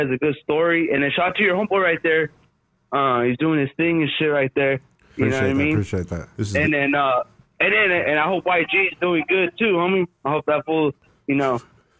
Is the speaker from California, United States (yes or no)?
yes; Santa Ana, California, United States; I'm from Santana, dog.